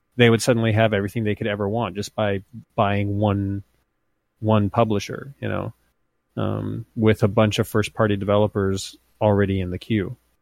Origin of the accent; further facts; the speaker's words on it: United States; also born or lived in Montana / Idaho; now in California, United States; I'm, I'm not from the Midwest, but I'm from the, the near Midwest in Idaho and Montana